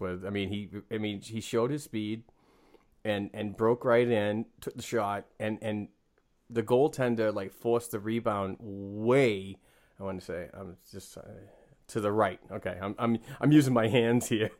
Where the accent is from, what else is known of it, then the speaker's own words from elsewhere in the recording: Northeastern Massachusetts, United States; I am from the, uh, Northeastern uh, part of Massachusetts.